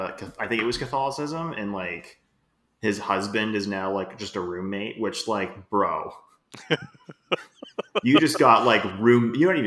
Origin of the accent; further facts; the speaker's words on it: Canada; As the Canadian here